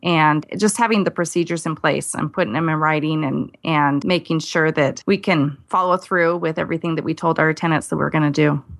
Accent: California, United States; now in Idaho, United States; I was born in California

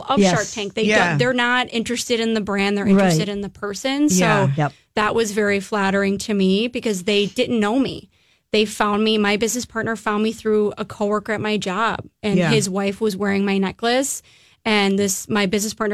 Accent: Illinois, United States; moved away as an adult; now in Minneapolis, United States; I grew up in Illinois and I moved here

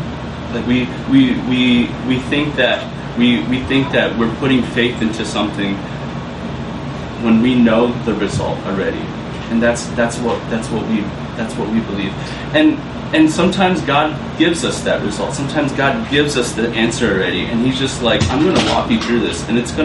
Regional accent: Minneapolis, Minnesota, United States; born there; I was born in Minneapolis, up north where it's cold and it's like 8 months winter and 2 months of summer

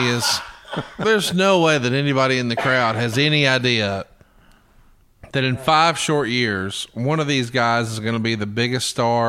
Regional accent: Alabama, United States; I'm from Alabama.

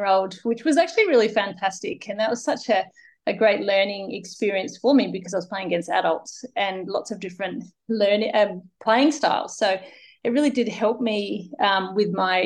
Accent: Uraidla, South Australia, Australia; So I'm originally from Uraidla, which is a small town in the Adelaide Hills. And I guess growing up, you know, back in the hills

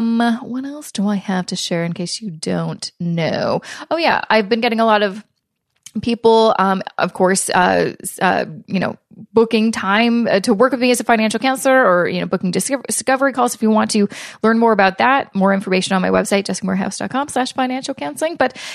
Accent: Canada; I'm hopeful as a Canadian that there will be more kind of financial relief programs coming out soon

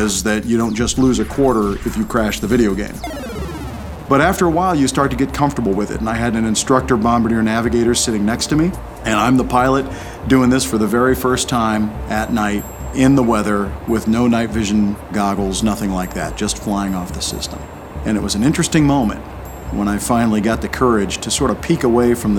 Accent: Prosper, Texas, United States; I'm from Prosper, Texas, and I'm a Rear Admiral in the U.S. Navy

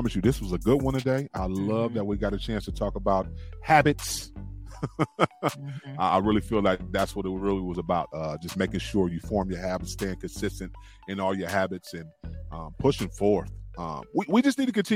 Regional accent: United States; I was born and raised here in America

